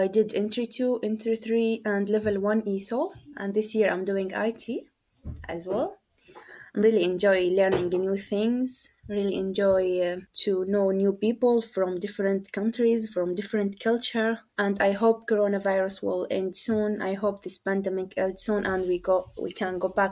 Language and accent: English; Syria; first language Arabic; English is a second language; moved away as an adult; now in Leeds, United Kingdom; I'm from Syria